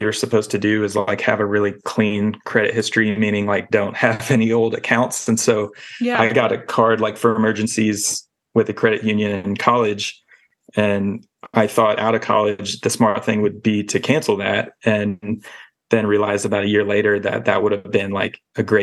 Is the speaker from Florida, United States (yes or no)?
no; Nashville, Tennessee, United States; I grew up in Nashville, Tennessee, listening to Dave Ramsey in middle school